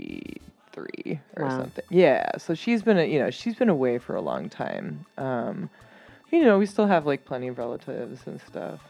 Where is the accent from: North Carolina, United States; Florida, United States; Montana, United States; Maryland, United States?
Maryland, United States; Kensington; I grew up in Kensington, Maryland, which is like just a couple miles from like the Chevy Chase DC line.